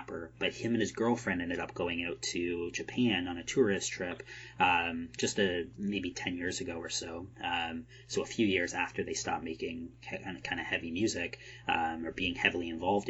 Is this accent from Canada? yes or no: yes; Canada; I'm from Canada